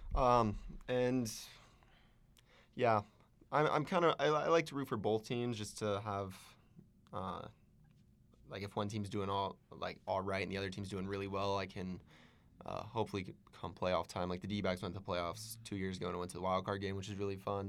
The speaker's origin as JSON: {"language": "English", "region": "Arizona", "country": "United States", "moved": "yes", "lives_now": "San Diego, United States", "said": "I'm from Arizona"}